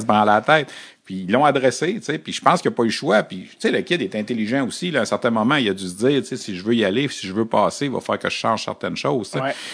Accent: Quebec, Canada; quand on vient du Québec

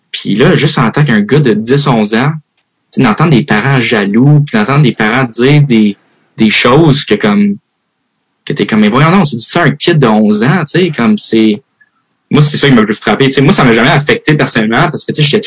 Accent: Switzerland; also born or lived in United States; now in Canada; je vais à USA, je viens de la Suisse, je suis au Québec, tout.

